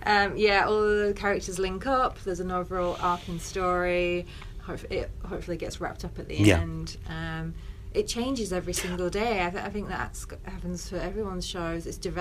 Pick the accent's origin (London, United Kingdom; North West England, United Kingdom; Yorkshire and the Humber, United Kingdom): North West England, United Kingdom; now in Brighton, United Kingdom; But I'm Cumbrian, and I was kind of fed up of seeing character comedians.